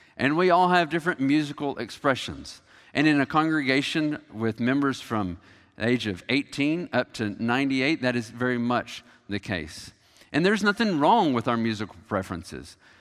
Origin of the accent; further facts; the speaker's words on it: United States